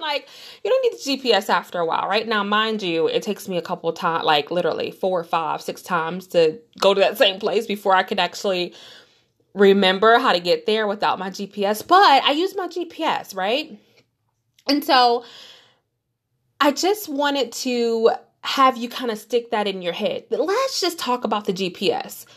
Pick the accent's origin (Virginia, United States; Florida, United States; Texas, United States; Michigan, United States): Michigan, United States; Detroit; moved away as an adult; I grew up in Detroit, Michigan, born and raised, went to grade school there.